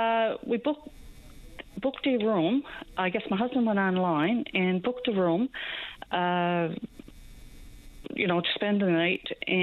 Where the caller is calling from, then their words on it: Newfoundland and Labrador, Canada; I'm calling from Central